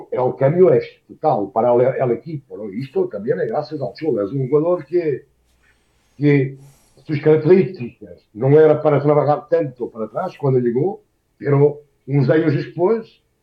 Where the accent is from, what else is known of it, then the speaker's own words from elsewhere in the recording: Portugal; Spanish is a second language; moved away as an adult; lo que me toca a mí como portugués